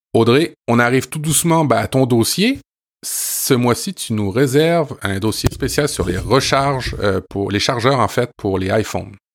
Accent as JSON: {"language": "French", "country": "France", "tie": "born or raised there", "moved": "yes", "lives_now": "Quebec, Canada", "said": "je suis né en France et je suis un expatrié français au Québec"}